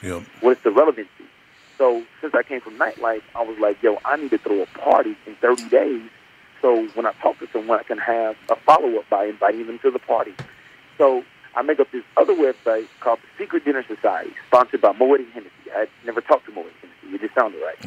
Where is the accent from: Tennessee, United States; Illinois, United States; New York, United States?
Tennessee, United States; Memphis; moved away as an adult; now in Los Angeles, United States; I grew up in Memphis, Tennessee